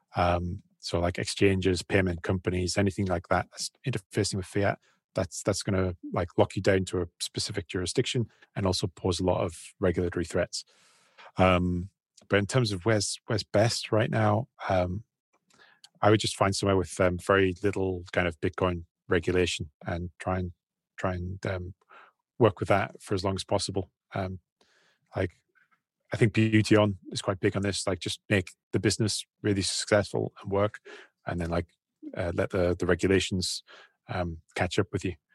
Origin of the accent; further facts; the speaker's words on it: United Kingdom; moved away as an adult; also born or lived in China; we're British guys